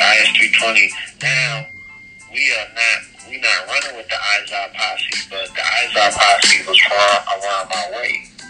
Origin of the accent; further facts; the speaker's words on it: St. Croix, U.S. Virgin Islands; also born or lived in Bronx, United States; And like I said, I was born in the Bronx, so I had a lot of time in the Bronx or Harlem. I left for St. Croix when I was